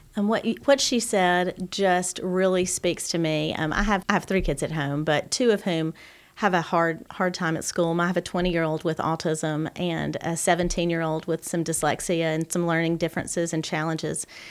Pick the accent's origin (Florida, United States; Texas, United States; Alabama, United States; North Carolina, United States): Alabama, United States; Gadsden; also born or lived in Auburn / Gwinnett; growing up in Gadsden and then going to Auburn